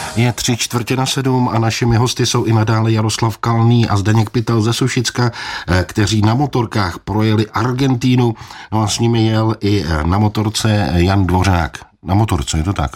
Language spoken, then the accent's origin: Czech; Czechia; jako správný Čech